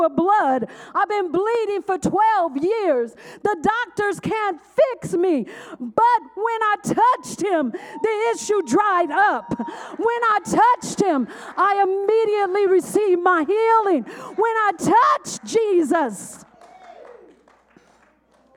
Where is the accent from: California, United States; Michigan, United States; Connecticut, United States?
California, United States; Oakland; I was a girl from West Oakland